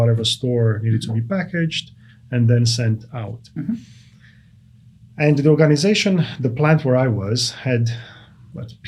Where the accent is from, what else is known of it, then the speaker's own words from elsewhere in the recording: Brasov, Brașov County, Romania; English is a second language; moved away as an adult; now in United States; I was born in Romania, mm-hmm. in a city called Brasov, which serves in the central portion of Romania.